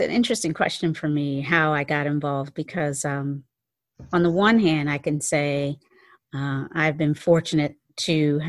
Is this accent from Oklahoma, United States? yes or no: no; Kinston, North Carolina, United States; I grew up in, I was born in Kinston, North Carolina, a little town in the South